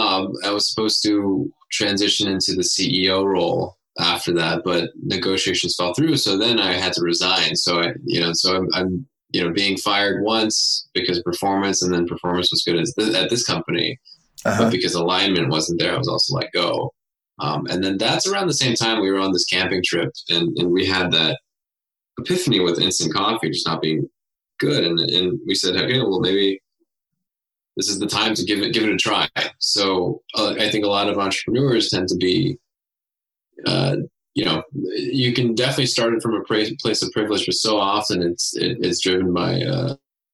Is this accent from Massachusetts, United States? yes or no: no; Cerritos, California, United States; We grew up in Southern California